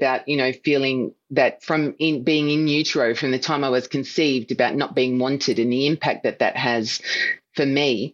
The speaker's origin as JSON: {"language": "English", "town": "Melbourne", "region": "Victoria", "country": "Australia", "tie": "born or raised there", "said": "I am the youngest of five children and I was born in Melbourne."}